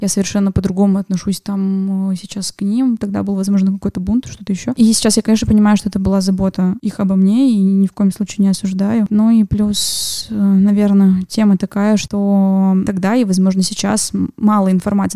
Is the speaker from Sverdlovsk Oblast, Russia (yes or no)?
yes; Yekaterinburg, Sverdlovsk Oblast, Russia; в 32-м военном городке, в котором uh-huh. я выросла на Вторчермете